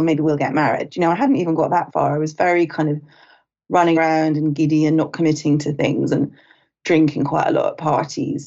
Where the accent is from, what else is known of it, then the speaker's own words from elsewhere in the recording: United Kingdom; moved away as an adult; also born or lived in Los Angeles; I'm British. I was a journalist in London